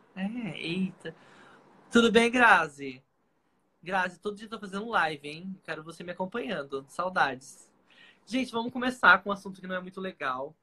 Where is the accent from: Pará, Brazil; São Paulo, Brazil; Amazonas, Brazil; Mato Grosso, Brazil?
São Paulo, Brazil; Paulista; E eu sou paulista, morei em São Paulo também.